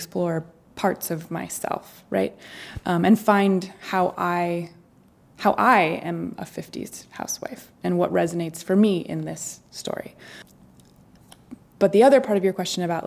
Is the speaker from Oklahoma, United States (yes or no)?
no; Maine, United States; moved away; also born or lived in New York City; we'll go to Maine, we'll shoot it in my hometown